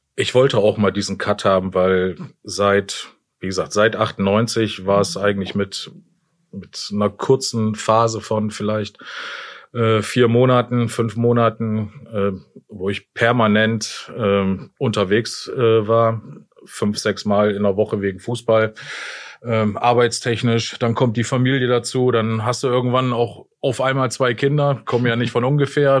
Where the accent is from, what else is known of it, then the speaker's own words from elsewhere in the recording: Jena, Thuringia, Germany; moved away; also born or lived in Osnabrück / Hasbergen; Groß geworden bin ich ja in Thüringen, in Jena